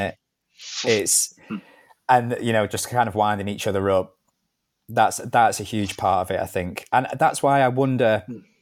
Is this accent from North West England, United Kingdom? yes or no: yes; Manchester, North West England, United Kingdom; also born or lived in Liverpool; I'm originally from Liverpool, but I grew up in Manchester